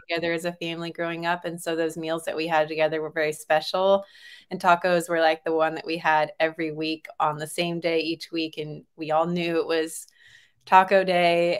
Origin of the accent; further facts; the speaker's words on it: Texas, United States; also born or lived in California; I was born in California and then was raised mostly in Texas